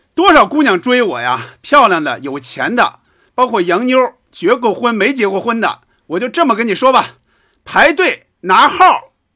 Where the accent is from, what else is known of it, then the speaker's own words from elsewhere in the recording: Hebei, China; 因为我就，我就是河北人嘛